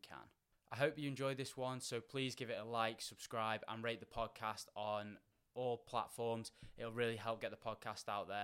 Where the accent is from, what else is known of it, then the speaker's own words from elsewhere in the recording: England, United Kingdom; I'm English